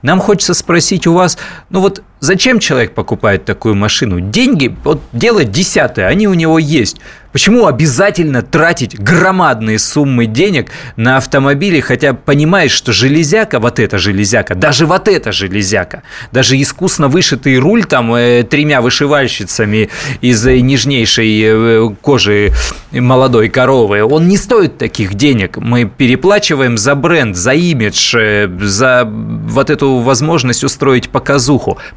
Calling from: Moscow, Russia; Я из Москвы, вот

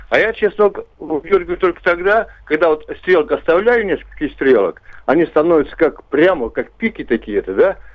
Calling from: Puchezh, Ivanovo Oblast, Russia; Я из город Пуч на берегу Горьковского моря

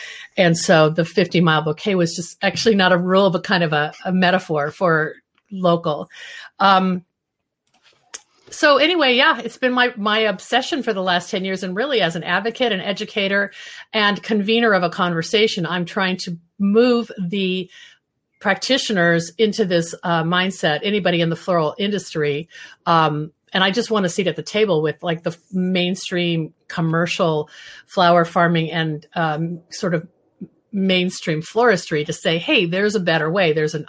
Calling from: Seattle, Washington, United States; I'm joining you from Seattle, Washington, the Pacific Northwest corner of the United States.

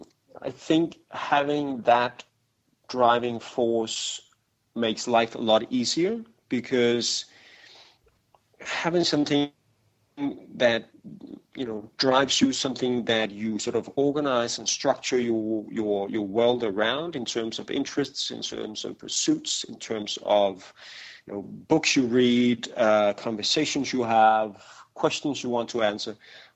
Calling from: Copenhagen, Capital Region of Denmark, Denmark; I'm calling from Copenhagen.

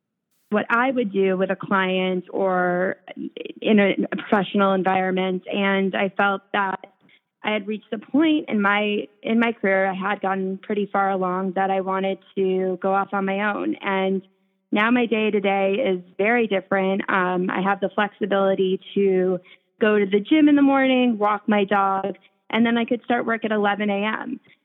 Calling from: New York City, New York, United States; I am calling in from the Upper East Side of Manhattan in my apartment where I am avoiding the 95 degree heat outside.

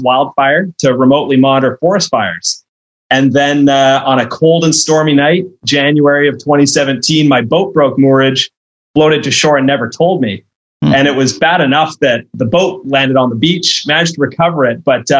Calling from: Victoria, British Columbia, Canada; Yeah, and I'm coming in from Victoria, BC, Canada, so I'm quite exotic.

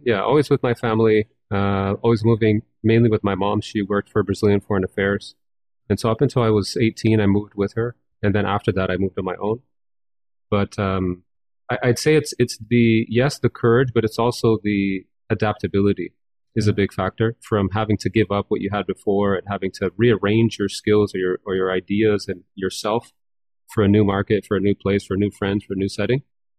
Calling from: Toronto, Ontario, Canada; I'm calling from the now sunny city of Toronto.

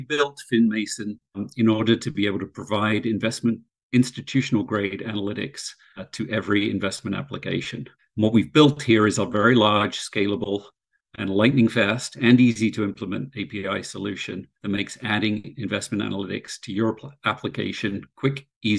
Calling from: Short Hills, New Jersey, United States; I am in Short Hills, New Jersey.

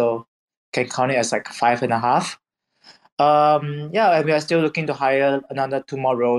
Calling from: Singapore; I'm calling from Singapore.

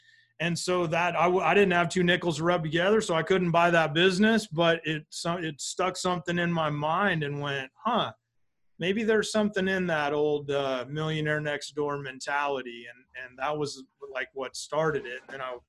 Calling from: Phoenix, Arizona, United States; I am at my office in the Phoenix area today. I'm in Arizona.

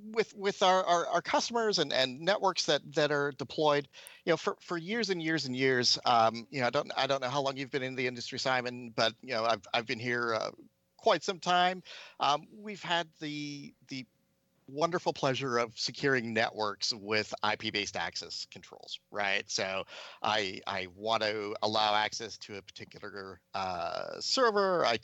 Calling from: San Francisco, California, United States; I am calling in from San Francisco, from my lovely apartment.

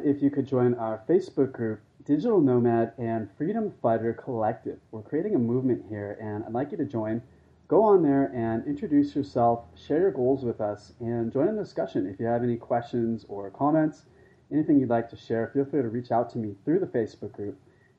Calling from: Chiang Mai, Thailand; So I'm calling today from Chiang Mai.

